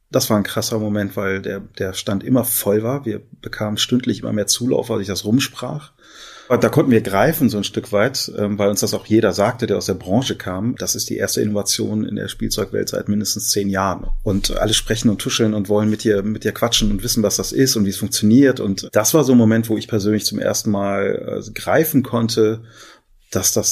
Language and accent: German; Düsseldorf, North Rhine-Westphalia, Germany; Also ich bin gebürtiger Düsseldorfer, habe hier auch fast immer gelebt und bin hier einfach auch sehr glücklich.